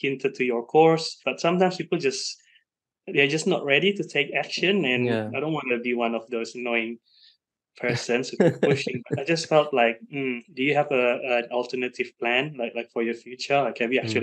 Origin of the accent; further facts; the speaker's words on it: Indonesia; now in Sydney, Australia; I'm from Indonesia originally